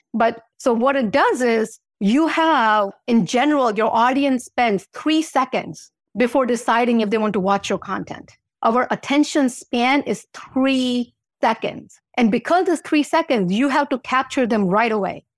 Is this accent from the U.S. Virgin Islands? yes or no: yes; U.S. Virgin Islands; moved away; I grew up in Saint Thomas, and beach is my thing